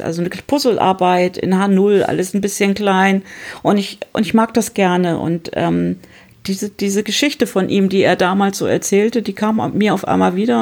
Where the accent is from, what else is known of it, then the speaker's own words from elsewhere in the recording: Hamburg, Germany; ich komme aus Hamburg